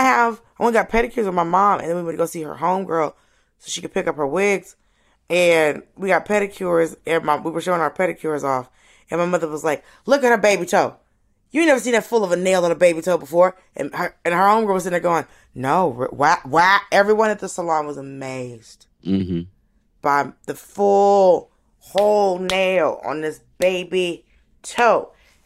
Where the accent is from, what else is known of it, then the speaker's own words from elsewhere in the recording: Miami, Florida, United States; also born or lived in Atlanta; You know, I was born in Miami and we lived there. Like I was born and raised, mm-hmm. I was born in Miami, I was raised in Atlanta, Miami.